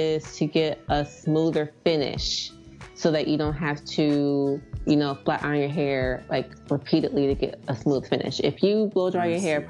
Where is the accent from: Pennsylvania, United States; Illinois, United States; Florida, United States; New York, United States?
Pennsylvania, United States; near Philadelphia; I grew up near Philly